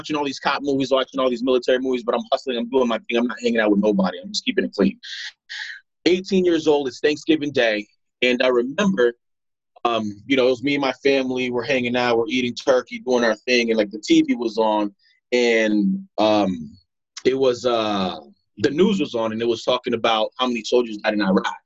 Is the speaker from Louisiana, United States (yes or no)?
no; Broward County, Florida, United States; also born or lived in Providence, Rhode Island / Pompano Beach, Florida / Deerfield Beach, Florida; When I came here, I grew up pretty much here in Broward County, Florida